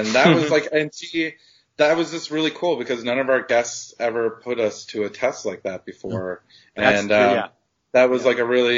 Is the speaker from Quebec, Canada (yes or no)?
no; Halifax, Nova Scotia, Canada; I'm from Halifax, Nova Scotia